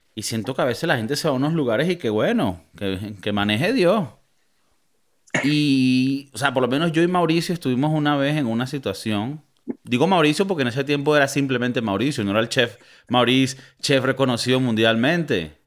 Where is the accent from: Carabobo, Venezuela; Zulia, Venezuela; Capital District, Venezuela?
Carabobo, Venezuela; Valencia; moved away; yo devolviéndome a mi ciudad natal, Valencia, donde somos los hombres versátiles